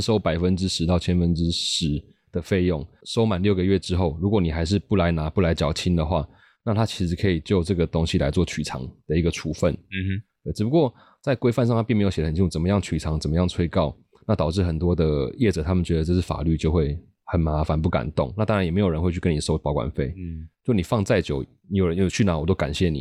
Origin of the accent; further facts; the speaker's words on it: rural Taichung, Taiwan; moved away; also born or lived in Taipei / Beijing; 我就是在台中乡下长大的小孩是，然后是本来在，在台北待了十年嗯，然后前几年跑去北京工作